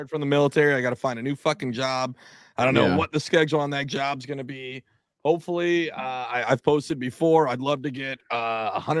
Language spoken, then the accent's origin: English; Washington, United States; now in New Jersey, United States; I'm originally from Washington State